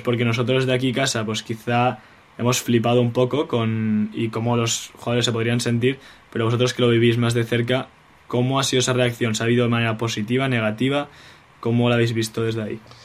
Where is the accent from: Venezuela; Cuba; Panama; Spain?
Spain; moved away; los españoles somos así